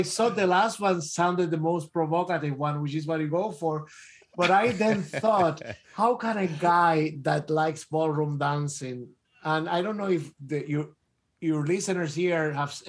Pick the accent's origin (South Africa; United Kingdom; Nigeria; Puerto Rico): Puerto Rico; moved away; growing up in Puerto Rico